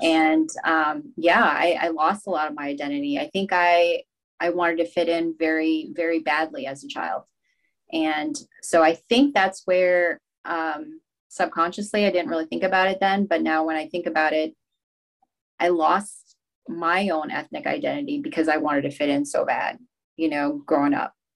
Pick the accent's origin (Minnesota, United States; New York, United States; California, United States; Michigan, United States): Minnesota, United States; Rochester; also born or lived in Laos; I started out in Rochester, Minnesota